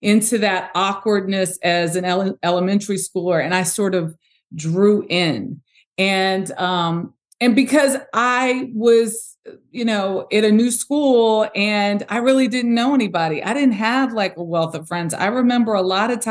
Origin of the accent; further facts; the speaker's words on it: Los Angeles, California, United States; So I'm from South Central Los Angeles